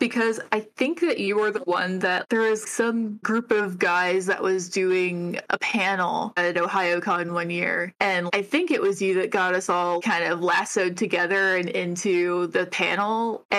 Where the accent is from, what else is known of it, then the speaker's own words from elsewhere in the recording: Ohio, United States; moved away; I'm from Ohio.